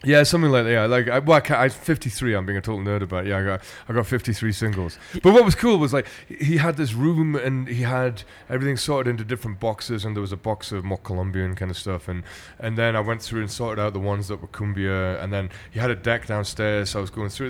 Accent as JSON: {"language": "English", "town": "Glasgow", "region": "Scotland", "country": "United Kingdom", "tie": "born or raised there", "said": "what I grew up with in Glasgow"}